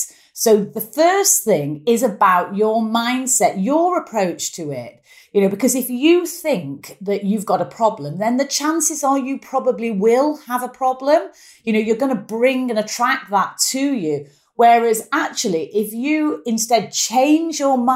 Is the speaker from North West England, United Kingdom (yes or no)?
yes; Manchester, North West England, United Kingdom; accent: strong Mancunian; quite a strong Mancunian accent. I'm very proud of where I'm from.